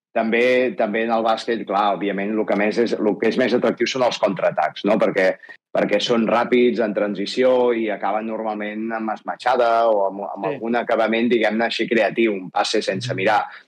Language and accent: Catalan; Manresa, Catalonia, Spain; sóc de Manresa